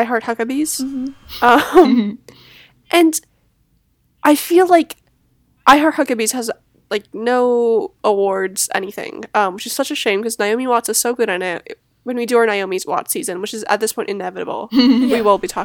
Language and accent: English; Canada; now in New Jersey, United States; I am Canadian. But I do live in New Jersey